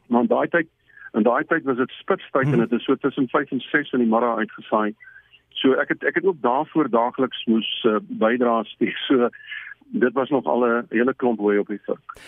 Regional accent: South Africa; ons is van Suid-Afrika

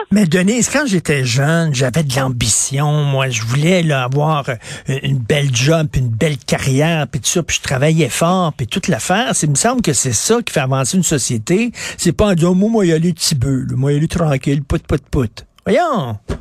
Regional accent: Verdun, Quebec, Canada; je viens de Verdun

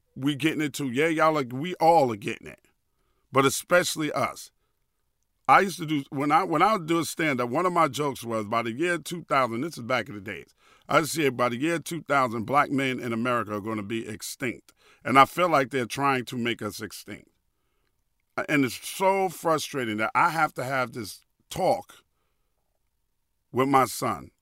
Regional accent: New York City, New York, United States; moved away as an adult; also born or lived in Hackensack, New Jersey; I grew up in New York City

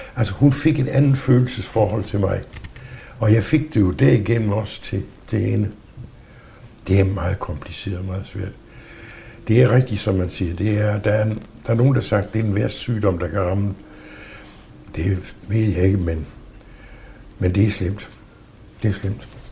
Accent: Southern Jutland, Southern Denmark, Denmark; moved away as an adult; also born or lived in Aarhus; det brugte vi jo ikke i min familie, altså derhjemme i Sønderjylland

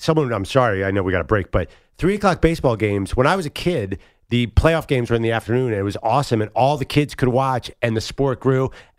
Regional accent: Philadelphia, Pennsylvania, United States; I'm obviously from Philly, and we're used to booing everybody.

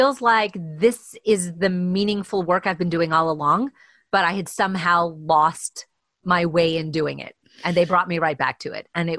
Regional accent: Vancouver, British Columbia, Canada; And we're all from Vancouver.

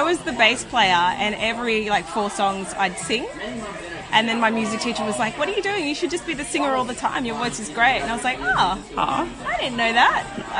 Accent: Sydney, New South Wales, Australia; I grew up in Riverwood. Right. She's like a southwest Sydney suburb.

